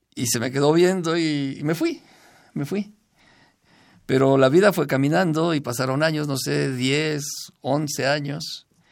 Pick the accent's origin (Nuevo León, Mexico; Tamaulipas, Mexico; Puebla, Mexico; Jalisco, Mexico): Puebla, Mexico; Zacatlán; Yo soy de Zacatlán, Puebla